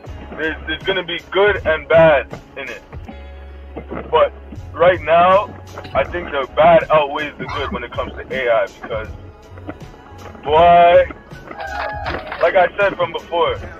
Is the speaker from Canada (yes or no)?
no; Jamaica; us just being Jamaican already, it's within our culture